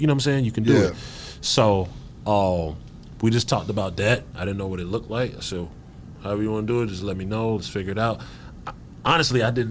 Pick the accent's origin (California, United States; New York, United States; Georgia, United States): Georgia, United States; Decatur; I'm from Decatur